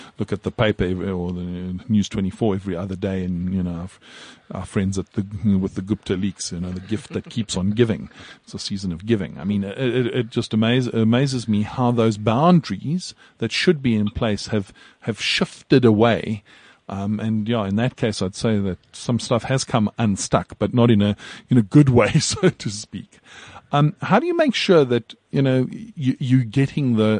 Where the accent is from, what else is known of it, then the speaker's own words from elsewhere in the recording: South Africa; as a South African